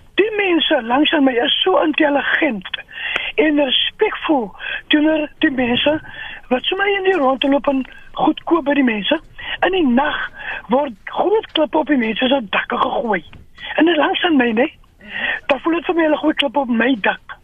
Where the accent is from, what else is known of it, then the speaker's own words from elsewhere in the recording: South Africa; ons as Afrikaners